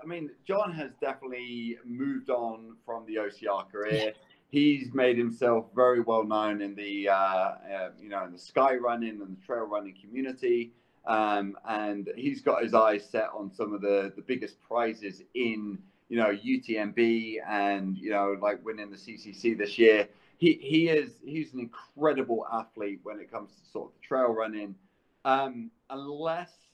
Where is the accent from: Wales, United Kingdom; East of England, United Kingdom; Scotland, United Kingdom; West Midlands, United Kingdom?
Scotland, United Kingdom; moved away as an adult; now in United States; growing up in the UK, growing up in Scotland as well